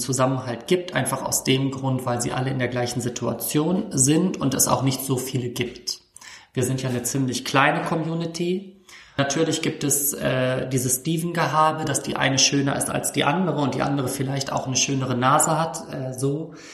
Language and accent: German; Hamburg, Germany; Ich komme jetzt aus der Weltstadt Hamburg